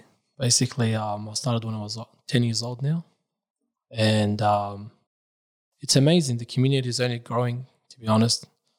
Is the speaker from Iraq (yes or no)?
yes; Karbala, Karbala Governorate, Iraq; born there; moved away; I was born in Iraq, in Karbala, beside Abu Abdullah al-Hussein.